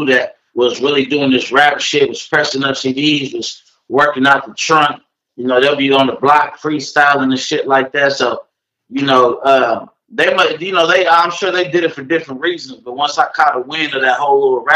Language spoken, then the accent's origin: English; Oakland, California, United States; I'm from East Oakland